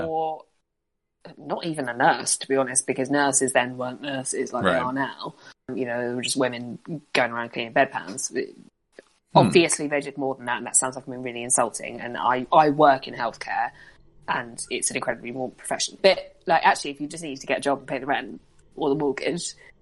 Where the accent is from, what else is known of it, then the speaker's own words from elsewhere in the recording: United Kingdom; We're British.